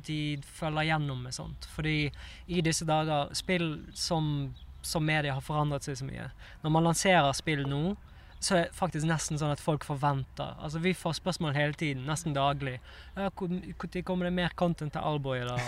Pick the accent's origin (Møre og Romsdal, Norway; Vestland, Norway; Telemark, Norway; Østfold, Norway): Vestland, Norway; Bergen; moved away as an adult; also born or lived in Oslo; når jeg bodde her i Oslo, så hadde jeg jo en del bestekompiser hjemme i Bergen